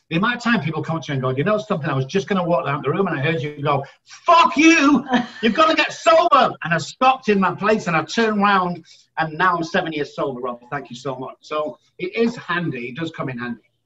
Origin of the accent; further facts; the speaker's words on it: Manchester, North West England, United Kingdom; moved away as an adult; now in San Antonio, United States; I'm originally from Manchester, United Kingdom, residing in San Antonio, Texas for the last 13